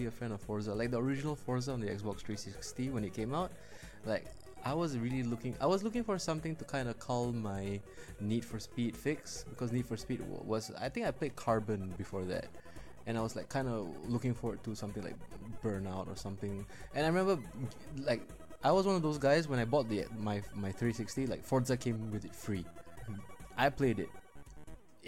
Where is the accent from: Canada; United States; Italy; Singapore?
Singapore; I'm from Singapore.